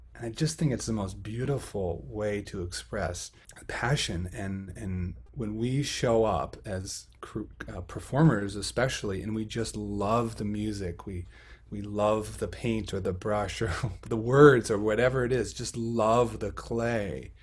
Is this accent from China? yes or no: no; Buffalo, Minnesota, United States; also born or lived in Fargo-Moorhead / Illinois / Baltimore; in my hometown of buffalo minnesota